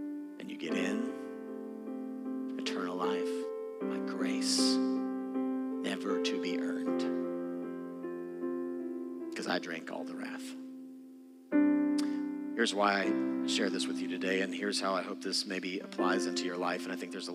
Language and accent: English; Texas, United States; moved away as an adult; I'm from Texas.